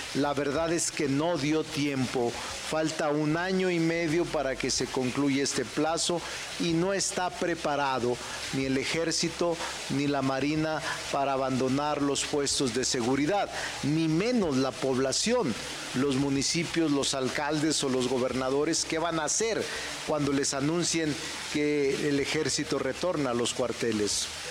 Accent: Zacatecas, Mexico; moved away; mi tierra, de Zacatecas

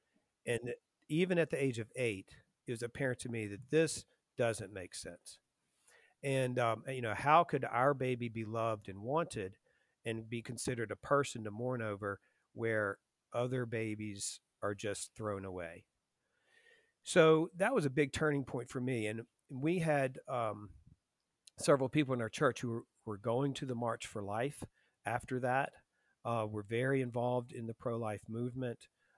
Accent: Lynchburg, Virginia, United States; So, I was raised in Lynchburg, Virginia. Lynchburg, Virginia is most famous for Liberty University, Jerry Falwell. So that's where most people have heard of it. Very, church-going town, very Christian town. I was raised Presbyterian in a very pro-life church.

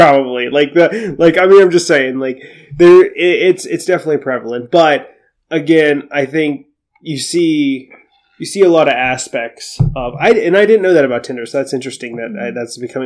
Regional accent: Ohio, United States; I'm originally from Ohio

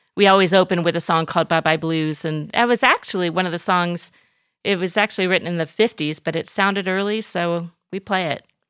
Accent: Orange, California, United States; moved away as an adult; now in Athens, Greece; raised in Southern California, in Orange County, Orange, California, the, the city of Orange

